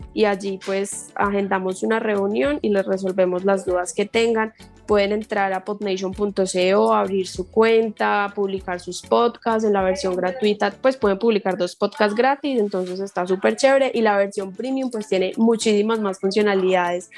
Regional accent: Colombia; como podcaster colombiana

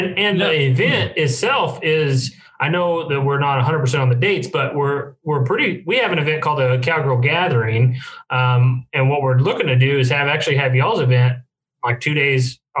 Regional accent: Texas, United States; I feel like I am a Texan, so I get just like a bump up from an Oklahoman.

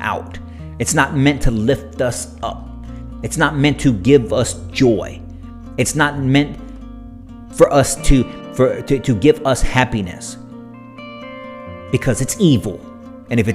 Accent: United States; as Christian American parents, as Christian American adults, as Christian Americans in our communities

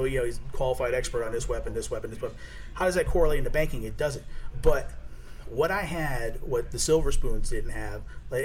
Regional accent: Danbury, Connecticut, United States; I grew up in Danbury, Connecticut, okay? I grew up on the other side of the tracks.

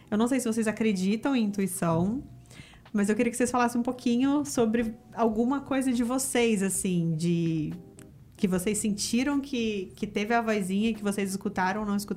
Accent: Rio de Janeiro, Brazil; accent: carioquês; eu sou do Rio, o Fernando é do Rio

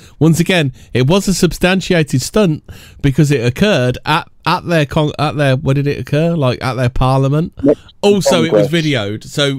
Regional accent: England, United Kingdom

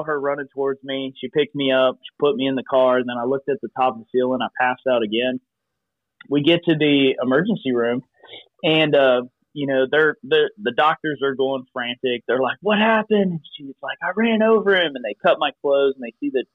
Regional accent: Eastern Kentucky, United States; also born or lived in Cincinnati, Ohio; I was born in Cincinnati, Ohio, and then we moved to Eastern Kentucky, and my mom and dad were co-pastors of a church

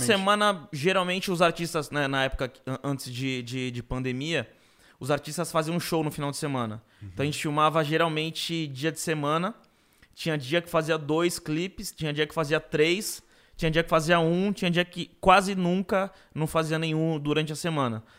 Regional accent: Guarujá, São Paulo, Brazil; now in São Paulo, Brazil; quando eu morava no Gorujá, quando eu cresci no Gorujá

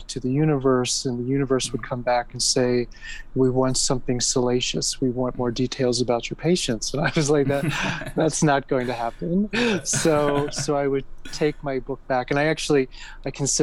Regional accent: United States; growing up in America, I'm American, and as you can tell by my accent

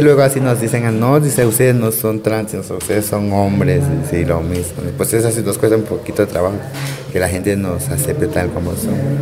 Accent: Playa Vicente, Veracruz, Mexico; Soy de Playa Vicente, Veracruz

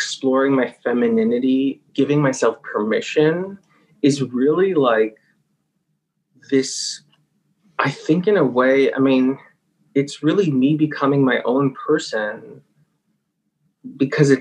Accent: United States; born or raised there

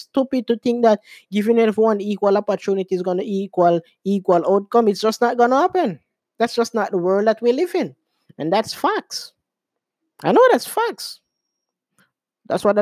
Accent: Jamaica; I'm Jamaican

